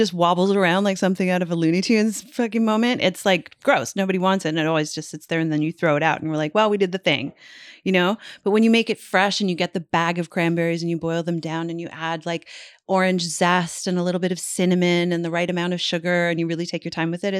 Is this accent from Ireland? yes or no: no; Canada; but as a Canadian, I'd never had it before.